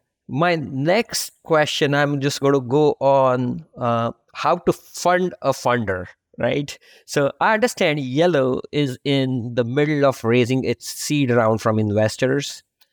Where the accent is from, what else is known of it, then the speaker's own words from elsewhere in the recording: India; English is a second language; moved away; You can probably tell from my accent as well that I'm, not a native. Obviously now I am, but I have a journey of my own. I started back in India. I've lived and worked in 4 different countries, 7 different cities.